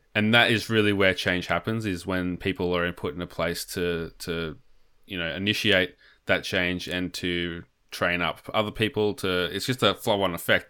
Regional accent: Australia; as an Australian

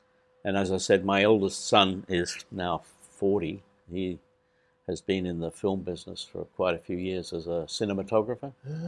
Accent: Melbourne, Victoria, Australia; I was born in Australia, in Melbourne.

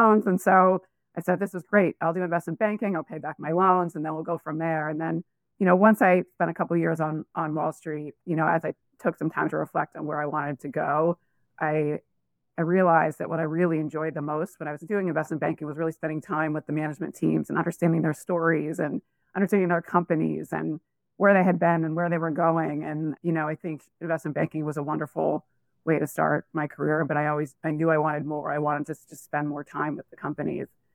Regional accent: Massachusetts, United States; I grew up in Massachusetts, sort of a, say, lower middle class area in Massachusetts.

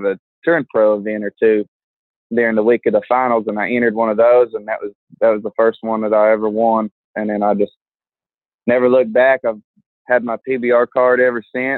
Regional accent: Fort Gibson, Oklahoma, United States; I'm from Fort Gibson, Oklahoma.

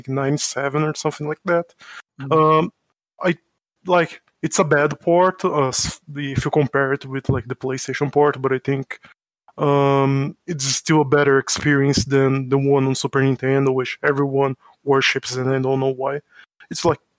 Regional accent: São Paulo, Brazil; English is a second language; I am from Brazil. I live in São Paulo, and that's my hometown

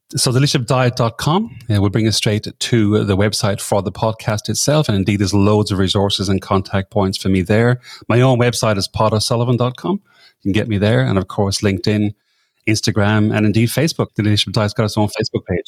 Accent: Ireland; moved away as an adult; now in Sydney, Australia; I'm from Ireland originally, but I came over to this part of the world that long ago, and I've been living in Sydney for twenty of that number of years.

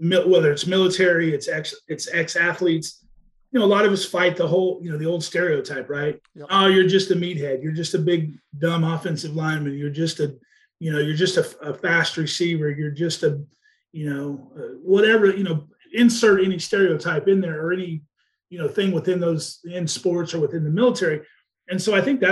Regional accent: Wichita, Kansas, United States; moved away; also born or lived in Ohio; I grew up in Wichita, Kansas

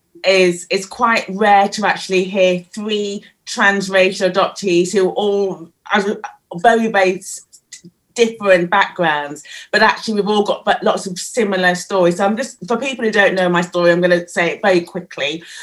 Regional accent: Leicester, East Midlands, United Kingdom; also born or lived in Scunthorpe; we were growing up in Leicester, it was fine. There was multiracial, lots of other ethnicities there, a big Indian population. So I felt different, but it wasn't too bad at all.

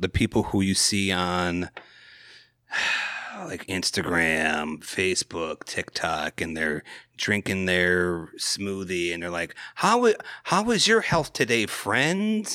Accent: Wisconsin, United States; I'm from Wisconsin.

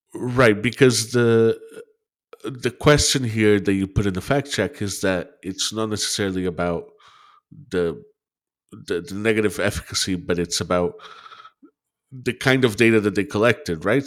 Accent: Brazil; moved away; I'm from Brazil

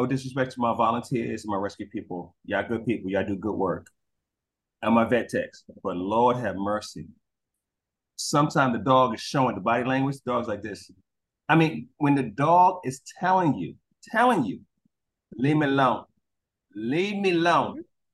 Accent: New York City, New York, United States; moved away; also born or lived in Georgia; I'm a city boy, I'm from Brooklyn

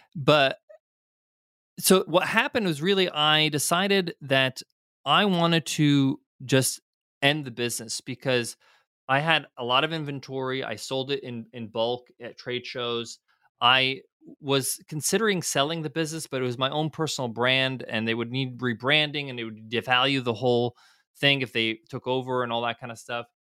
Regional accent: United States; I was fortunate enough to grow up in them, in America where both my parents were immigrants, they're both came from Egypt, I was born in the States

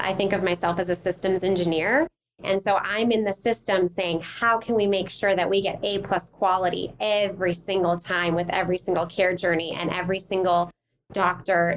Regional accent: Minnesota, United States; moved away; also born or lived in Wisconsin / Baltimore, Maryland; Grew up in the Midwest, I'm originally from Minnesota

